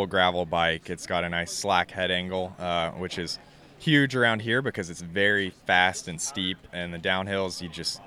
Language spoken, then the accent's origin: English; Bentonville, Arkansas, United States; I did grow up here